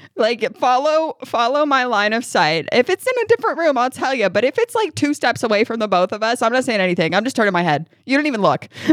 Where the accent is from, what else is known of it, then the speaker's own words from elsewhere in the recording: New York, United States; now in Kentucky, United States; I grew up in New York